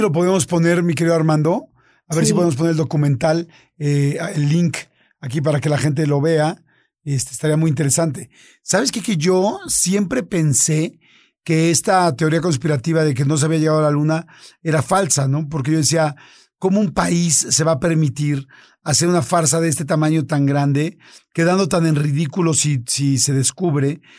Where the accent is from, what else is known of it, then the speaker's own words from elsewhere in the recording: Mexico; Norteamérica, que somos los mexicanos